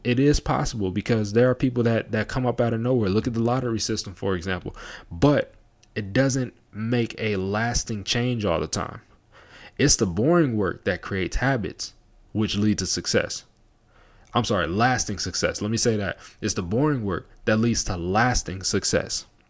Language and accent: English; Las Vegas, Nevada, United States; moved away; being from Las Vegas